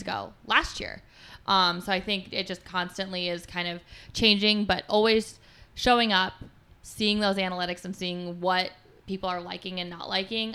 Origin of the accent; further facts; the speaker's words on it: Colorado, United States; moved away as an adult; also born or lived in Philadelphia, Pennsylvania / Kalamazoo, Michigan; I grew up in Colorado.